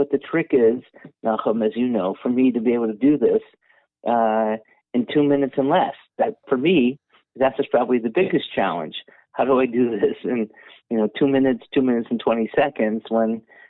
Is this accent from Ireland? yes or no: no; Netherlands; I grew up in Holland, and many of the shuls in Holland, the parochet came because of the relationship between the royal families and the Jewish community.